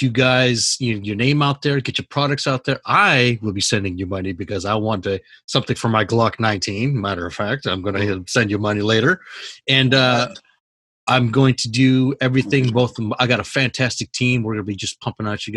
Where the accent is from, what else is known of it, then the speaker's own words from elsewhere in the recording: Oregon, United States; now in Washington, United States; my home state